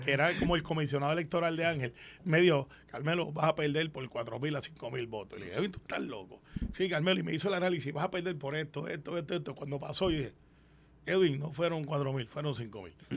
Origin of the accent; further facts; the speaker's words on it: Guaynabo, Puerto Rico; also born or lived in Santurce; yo soy de Guaynabo